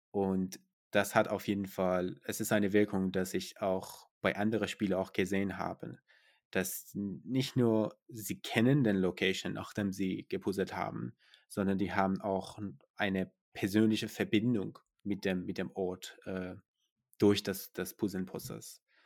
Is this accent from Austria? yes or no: no; Iran; now in Germany; Ich komme aus dem Iran